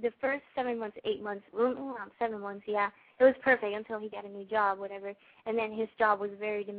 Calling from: Orlando, Florida, United States; I'm 20 years old, and I'm calling from Orlando, Florida.

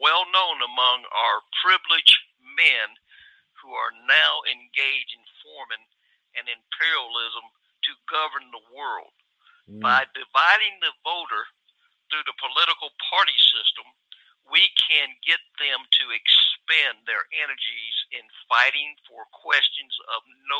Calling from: Atlanta, Georgia, United States; from Atlanta. How you doing this evening?

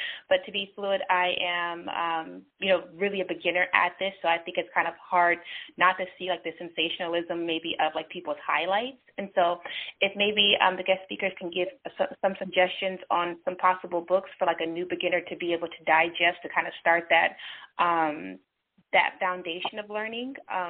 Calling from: California, United States; I'm calling from California.

